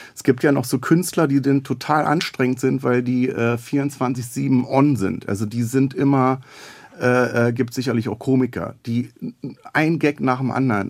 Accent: Berlin, Germany; accent: Berlin dialect; also born or lived in Neukölln, Berlin / Reichartshausen / Robern; ich bin in Neukölln geboren und bin im Wedding aufgewachsen

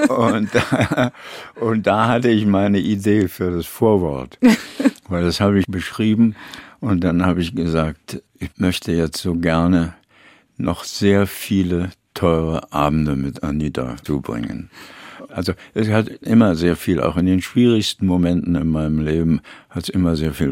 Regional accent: Berlin, Germany; Deutschland ist also Berlin vor allen Dingen, meine Heimat.

